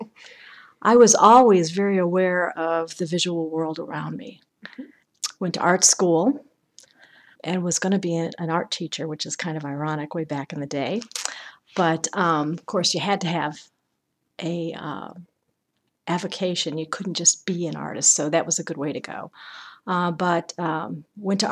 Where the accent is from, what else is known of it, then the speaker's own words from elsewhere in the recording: Chicago, Illinois, United States; also born or lived in Massachusetts; now in Indiana, United States; born and raised in Chicago.